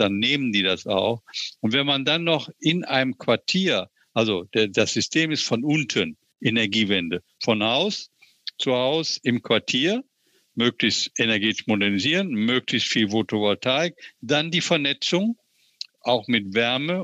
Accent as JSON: {"language": "German", "town": "Oberhausen", "region": "North Rhine-Westphalia", "country": "Germany", "tie": "born or raised there", "said": "Meine Heimatstadt Oberhausen"}